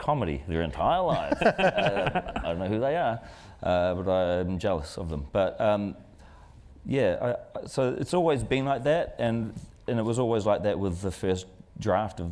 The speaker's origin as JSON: {"language": "English", "country": "New Zealand", "said": "we come from New Zealand"}